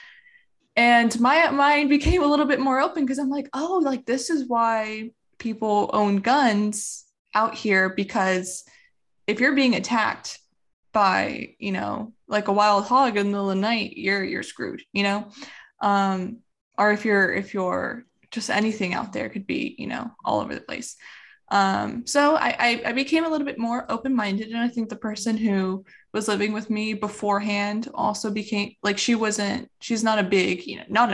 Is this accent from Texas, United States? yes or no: yes; Texas, United States; growing up in Texas, I think I'm a little bit more open to gun ownership than a lot of my California counterparts